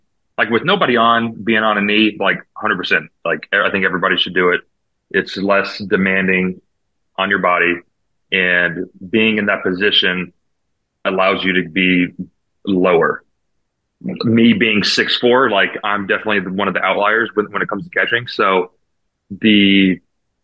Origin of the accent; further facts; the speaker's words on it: Atlanta, Georgia, United States; growing up in Atlanta